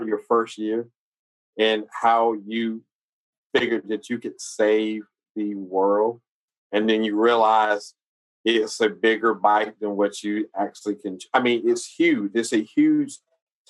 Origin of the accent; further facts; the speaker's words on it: South Carolina, United States; I'm from South Carolina